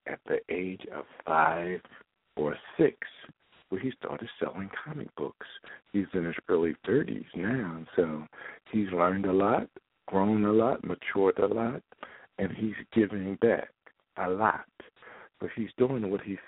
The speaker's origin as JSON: {"language": "English", "town": "Philadelphia", "region": "Pennsylvania", "country": "United States", "tie": "born or raised there", "said": "I'm from Philadelphia, and I was like him growing up."}